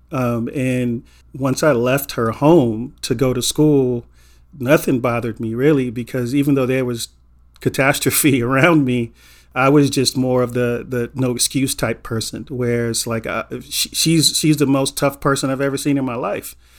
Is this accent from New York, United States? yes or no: no; Inglewood, California, United States; a black man growing up in Inglewood in the eighties